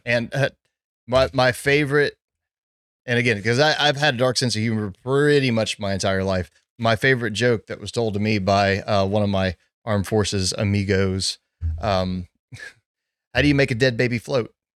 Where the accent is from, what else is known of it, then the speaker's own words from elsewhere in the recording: Southern Louisiana, United States; I grew up in Southern Louisiana